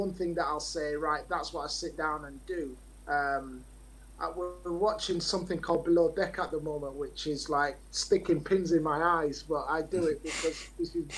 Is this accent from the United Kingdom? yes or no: yes; Leeds, Yorkshire and the Humber, United Kingdom; I live in Leeds, I'm from Leeds